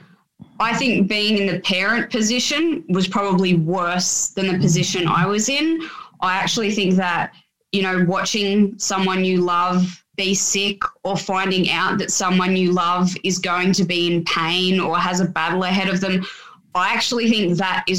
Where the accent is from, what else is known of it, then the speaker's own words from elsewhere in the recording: Sydney, New South Wales, Australia; I grew up in the Sutherland Shire